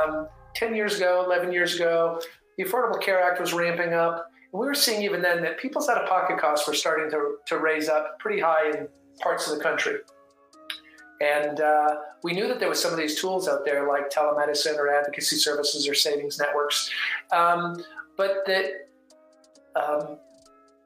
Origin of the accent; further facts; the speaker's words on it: Canada; moved away as an adult; also born or lived in Victoria, Canada / Seattle, United States; now in Dallas, United States; I grew up in the Canadian Rockies and was born a Canadian, but I'm American by choice